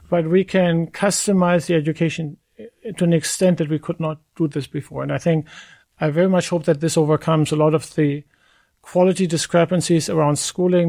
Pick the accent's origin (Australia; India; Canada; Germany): Germany; moved away; I, I come from Germany. My parents live in Germany, get care in Germany.